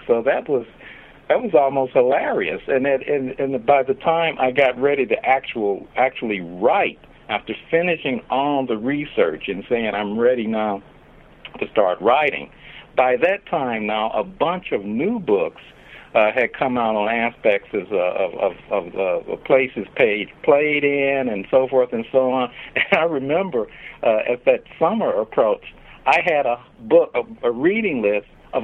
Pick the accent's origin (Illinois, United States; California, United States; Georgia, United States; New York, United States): Illinois, United States; Chicago; I grew up in Chicago